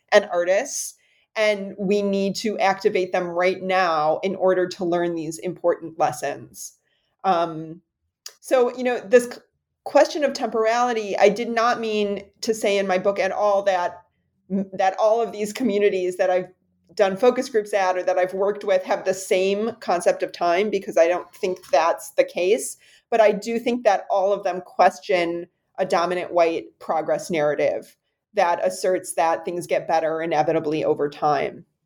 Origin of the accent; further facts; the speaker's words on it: United States; as an American